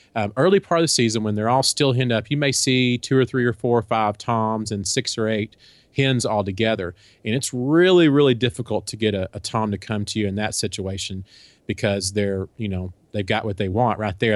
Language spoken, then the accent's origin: English; Texas, United States; also born or lived in Kansas; we're from Texas and we, we live in Texas now, but we lived for a few years up in Kansas.